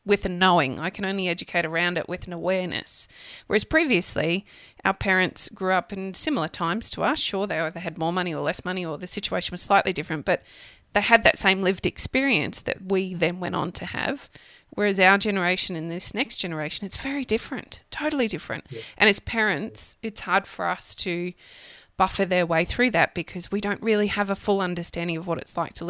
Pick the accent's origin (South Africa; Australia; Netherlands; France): Australia; Redcliffe, Queensland; I grew up in Redcliffe